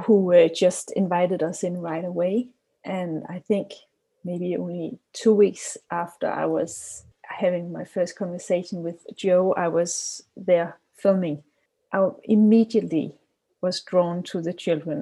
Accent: Copenhagen, Capital Region of Denmark, Denmark; I'm from Copenhagen, Denmark

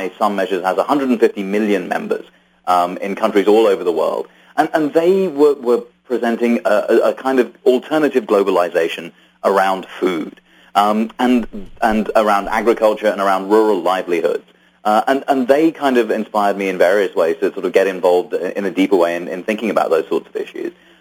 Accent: United Kingdom; I was born in Britain from immigrant parents

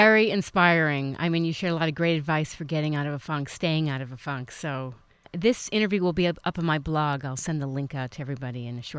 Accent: East Coast, United States; now in Orange County, California, United States; I'm originally from the East Coast. I've lived here, I guess, over 12 years.

